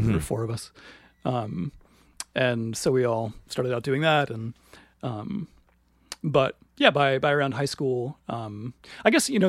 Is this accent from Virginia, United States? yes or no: yes; Williamsburg, Virginia, United States; In Virginia.